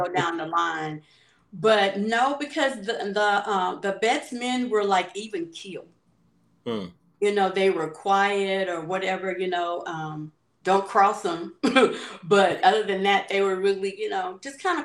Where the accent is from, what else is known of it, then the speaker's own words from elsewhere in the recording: Hayti, Missouri, United States; moved away as an adult; also born or lived in Caruthersville / California; growing up in Hayti and going to be in Hayti and Cartersville